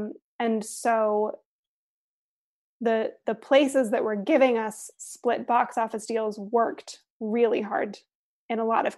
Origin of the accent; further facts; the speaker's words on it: Aspen, Colorado, United States; And then the only other place, in Aspen, my hometown, we also paid a rental fee